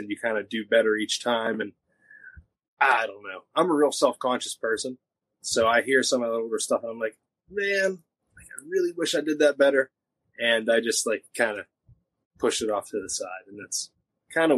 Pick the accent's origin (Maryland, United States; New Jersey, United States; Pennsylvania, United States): Pennsylvania, United States; Jeannette; my hometown of Jeanette